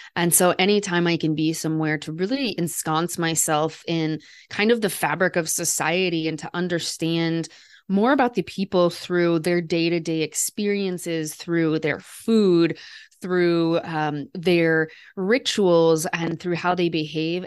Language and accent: English; Des Moines, Iowa, United States; moved away; also born or lived in Paris; I grew up in Des Moines, Iowa, and so I grew up surrounded by people who didn't really travel a lot